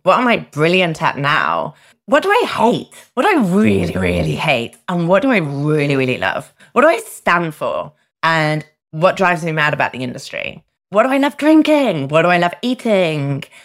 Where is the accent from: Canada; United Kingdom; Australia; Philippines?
United Kingdom; I'm a Brit